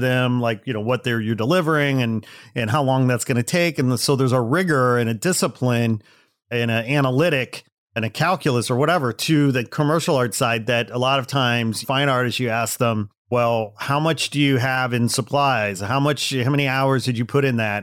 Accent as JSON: {"language": "English", "region": "Midwest", "country": "United States", "moved": "yes", "said": "I'm from the Midwest originally"}